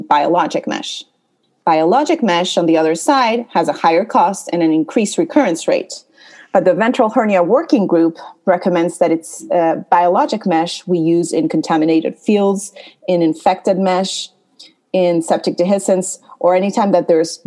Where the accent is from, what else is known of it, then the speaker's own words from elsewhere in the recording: Peru; also born or lived in New York, United States; now in Atlanta, United States; So I am originally from Peru, and I did general surgery at NYU in New York